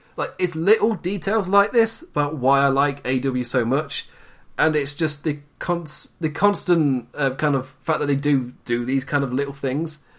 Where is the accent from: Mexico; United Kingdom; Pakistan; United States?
United Kingdom; I'm too British